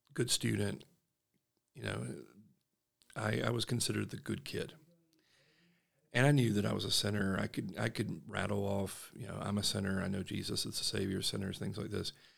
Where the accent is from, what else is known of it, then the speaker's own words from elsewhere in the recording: Statesboro, Georgia, United States; accent: Southern; moved away as an adult; now in Utah, United States; I grew up in the heart of the Bible Belt. I'm from Statesboro, Georgia, a small town.